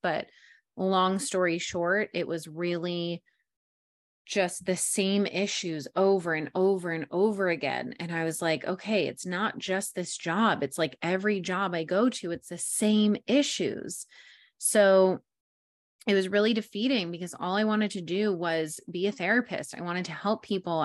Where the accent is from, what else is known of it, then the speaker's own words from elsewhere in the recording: New York, United States; moved away as an adult; also born or lived in Englewood, New Jersey; now in San Diego, United States; born and raised in New York